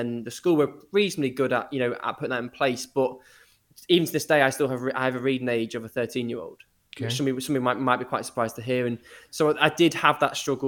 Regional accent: Liverpool, North West England, United Kingdom; also born or lived in Eastbourne; I was about 5 years old, we moved from Eastbourne on the south coast to Liverpool

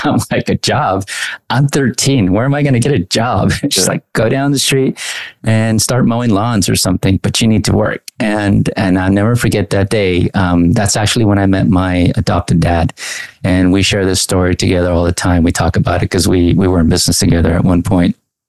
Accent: Anaheim, California, United States; also born or lived in Mexico; Well, I grew up in Anaheim. I was born in Mexico, came at the age at, I think, age two.

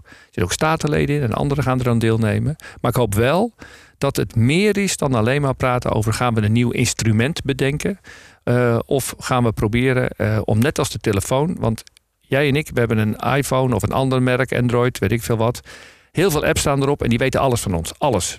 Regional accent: North Holland, Netherlands; ik ben Noord-Hollander

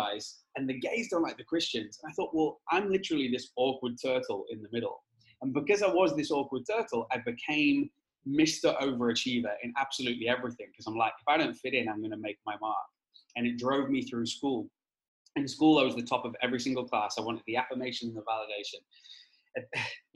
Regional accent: Wales, United Kingdom; moved away as an adult; now in Australia; I was born in Wales and I've moved to Australia 7 years ago. So if my accent is confusing, bear with me. I grew up in a tiny little village

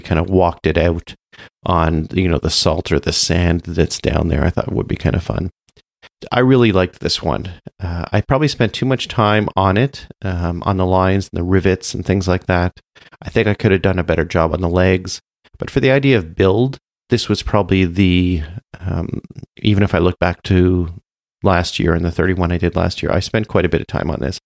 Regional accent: Canada; I'm Canadian

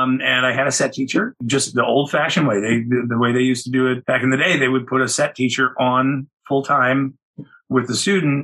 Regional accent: Malibu, California, United States; I grew up in Malibu.

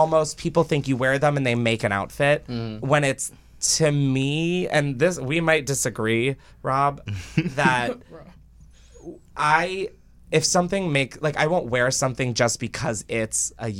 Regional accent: Delaware, United States; from Delaware, so.

